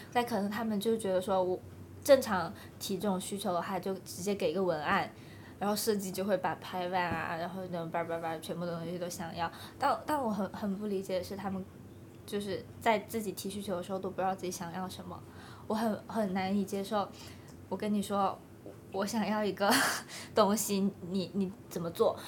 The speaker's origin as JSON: {"language": "Chinese", "region": "southern China", "country": "China", "accent": "塑普 (Cantonese/Guangdong-accented Mandarin)", "said": "我们都是南方人，都讲素谱"}